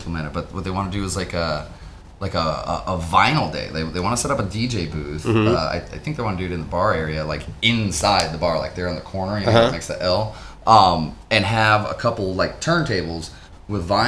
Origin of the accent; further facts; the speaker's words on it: Midwest, United States; moved away; we're from the Midwest